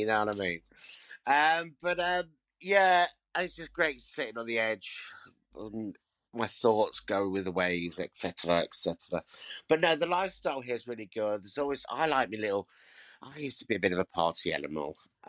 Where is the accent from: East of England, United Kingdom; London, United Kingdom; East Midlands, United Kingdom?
East Midlands, United Kingdom; Leicester; But I'm coming from Leicester. I'm used to a nice cheap pint.